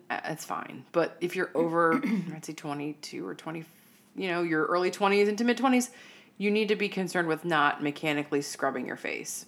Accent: United States; we in the United States

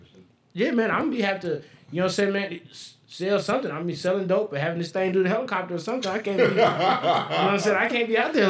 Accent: Las Vegas, Nevada, United States; growing up here, you ain't hear that kind of nothing.

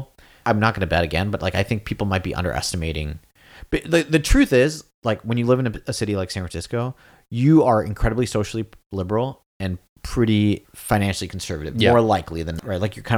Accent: Singapore; also born or lived in New York, United States / Los Angeles, United States; now in Provo, United States; I'd say I would bias towards the city ideal because I was like, I was born in New York, grew up in Singapore, LA for school

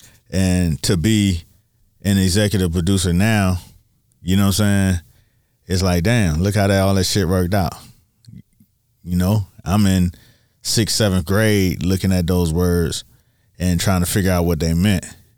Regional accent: Miami, Florida, United States; I'm from Miami for real. I'm from Miami for real.

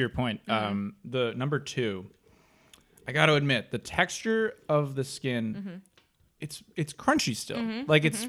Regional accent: Northeast, United States; no, the Northeast.

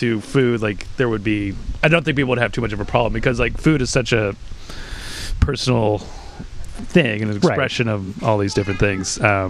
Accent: Orange County, California, United States; also born or lived in Long Beach / Boston; I was born in Long Beach. I grew up in Orange County.

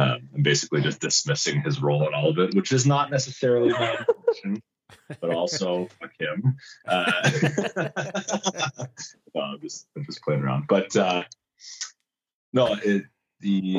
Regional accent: Winnipeg, Manitoba, Canada

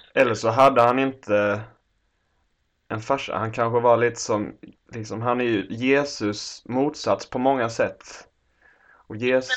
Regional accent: Lund, Skåne, Sweden; now in Stockholm, Sweden; din och min hemstad Lund

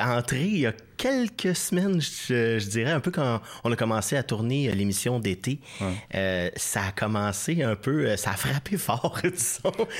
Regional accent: Saint-Constant, Quebec, Canada; moved away as an adult; also born or lived in La Prairie / Saint-Hubert / Natashquan; now in Outaouais, Canada; Je suis natif de Saint-Constant, petite ville

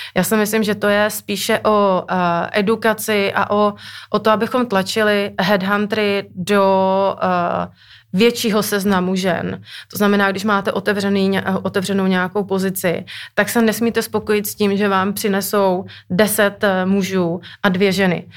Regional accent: Moravia, Czechia; moved away; pocházím z Moravy

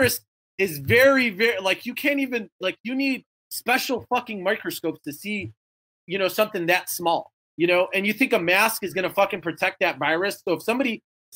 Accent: Chicago, Illinois, United States; now in Wisconsin, United States; I'm from Chicago. I live in Wisconsin now, but I was from Chicago

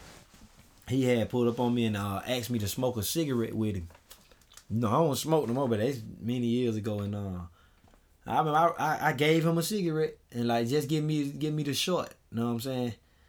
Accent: Augusta, Georgia, United States; I'm from Augusta. Like, I'm from Swainburg

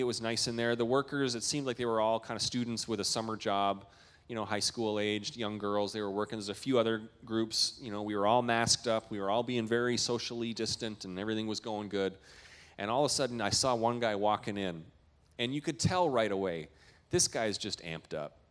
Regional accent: Canada; moved away; I'm a Canadian

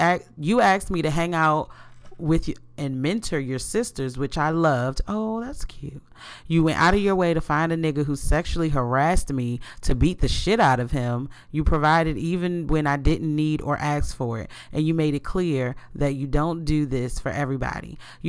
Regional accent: London, United Kingdom; I'm a black girl that was born and raised in South London, UK.

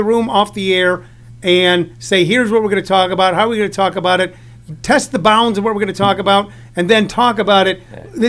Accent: Midwest, United States; I grew up in the Midwest in the 70s.

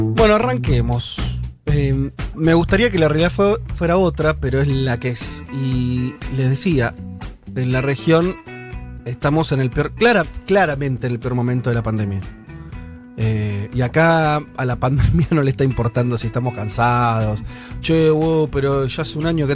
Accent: Argentina

